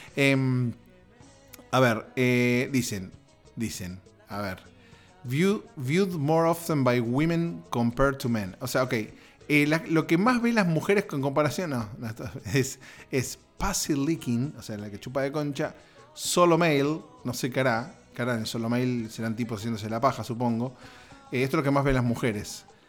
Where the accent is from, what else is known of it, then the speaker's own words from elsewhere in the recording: Argentina; moved away; en Argentina, mi país de origen